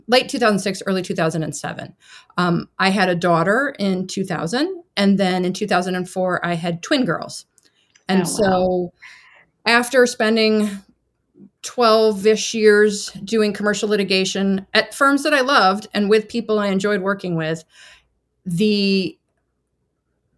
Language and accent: English; Central Illinois, United States; also born or lived in Chicago, United States; I grew up in Central Illinois